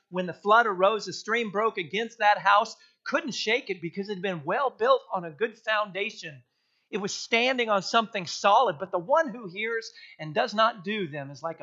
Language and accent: English; South Texas to North Texas, United States; growing up in South Texas all the way up to North Texas